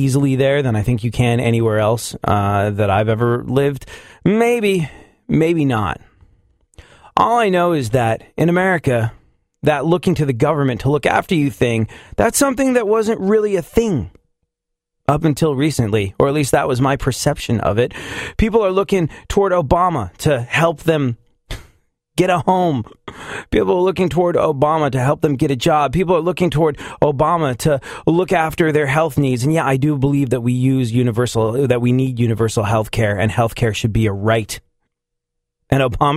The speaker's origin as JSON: {"language": "English", "region": "England", "country": "United Kingdom", "tie": "born or raised there", "moved": "yes", "lives_now": "United States", "said": "I definitely grew up in England"}